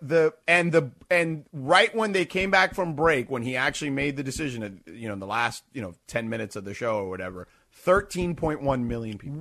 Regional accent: Los Angeles, California, United States; "Where are you from?" And I said, "Oh, um, Los Angeles."

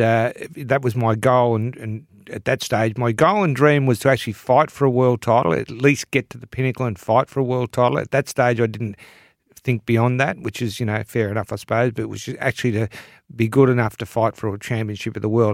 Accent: Williamstown, Victoria, Australia; also born or lived in Indonesia / Hawaii / England / Wales; growing up in Williamstown

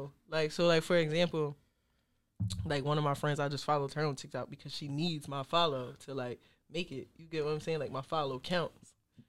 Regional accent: Philadelphia, Pennsylvania, United States; I'm from Mount Airy.

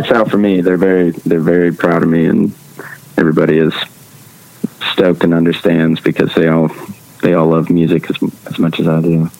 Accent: Nashville, Tennessee, United States; I was born and raised in Nashville, um, which is pretty rare nowadays.

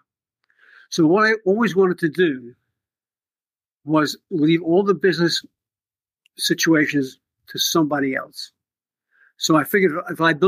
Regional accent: New York City, New York, United States; moved away; also born or lived in Potomac, Maryland; I grew up in the Bronx

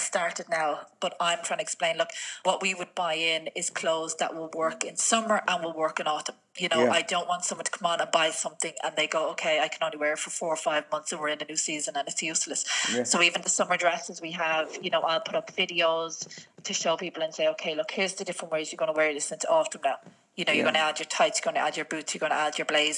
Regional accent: Dublin, Leinster, Ireland; moved away as an adult; also born or lived in Spain; now in Kildare, Ireland; We grew up together in East Wall.

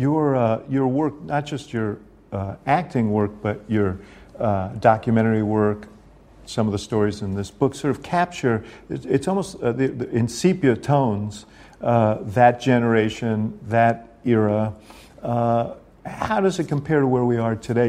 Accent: New York, United States; a little housing development where I grew up in New York

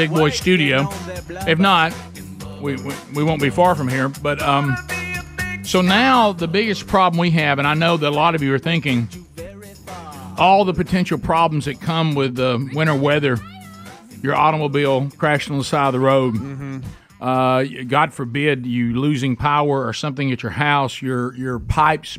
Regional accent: the South, United States; we're Southerners

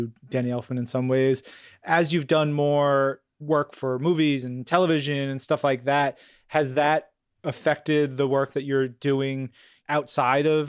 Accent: Long Island, New York, United States; I'm from Long Island in New York.

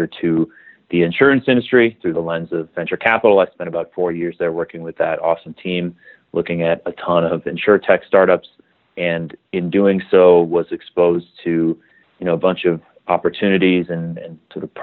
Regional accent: Milwaukee, Wisconsin, United States; also born or lived in Madison, Wisconsin; I grew up in Milwaukee, Wisconsin

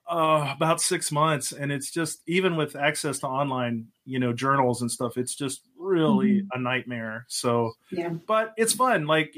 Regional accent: Dallas, Texas, United States; moved away as an adult; also born or lived in Lubbock, Texas; now in Pennsylvania, United States; So I grew up in Texas, lived the early part of my life out near Lubbock in the middle of nowhere. And then my parents moved to Dallas in 1979. And I went to school there, met my wife there.

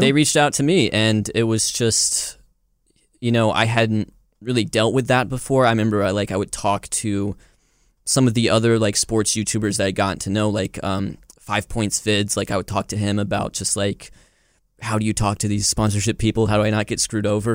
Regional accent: Rome, Georgia, United States; also born or lived in Germany; living in my hometown of Rome, Georgia

